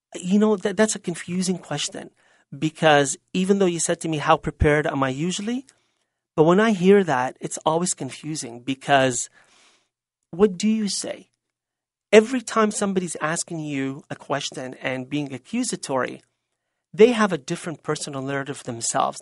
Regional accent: Lebanon; now in Canada; Lebanon may have been my birthland and may have been my natural mother

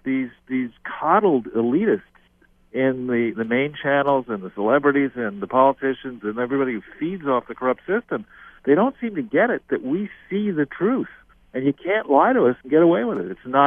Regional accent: Los Angeles, California, United States; I was born in Los Angeles

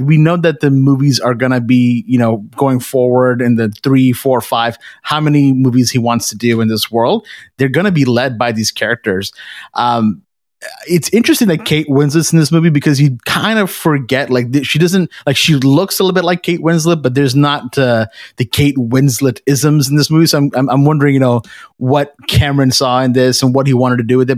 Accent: Canada; we're Canadian

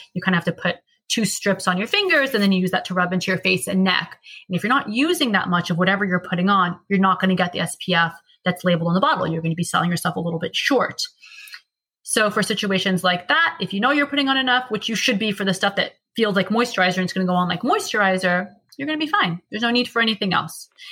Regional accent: United States; We're American.

